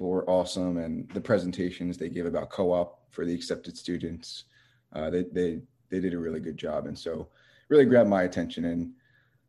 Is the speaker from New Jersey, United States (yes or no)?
yes; Mays Landing, New Jersey, United States; I grew up in Mays Landing, New Jersey. So that's in South Jersey, towards the shore, Ocean City. So, been on the East Coast my whole life.